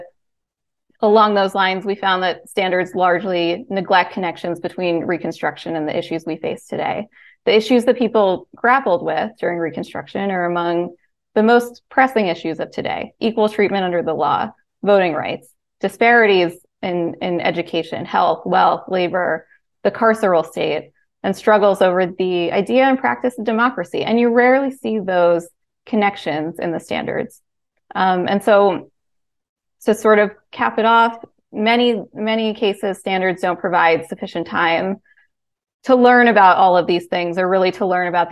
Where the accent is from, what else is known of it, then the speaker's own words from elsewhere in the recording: Pennsylvania, United States; my home state, Pennsylvania